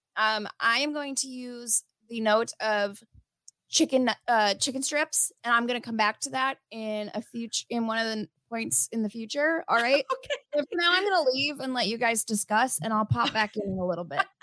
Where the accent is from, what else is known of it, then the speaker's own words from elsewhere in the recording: Midwest, United States; we're from the Midwest